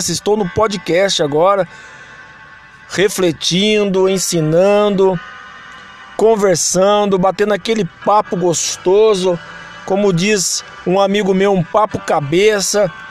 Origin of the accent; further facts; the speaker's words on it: Brazil; porque sou brasileiro, tenho que falar do meu Brasil.